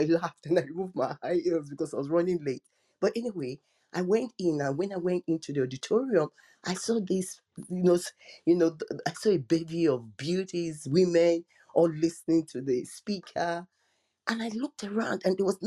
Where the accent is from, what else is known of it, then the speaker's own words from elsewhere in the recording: Nigeria; I'm African, I'm Nigerian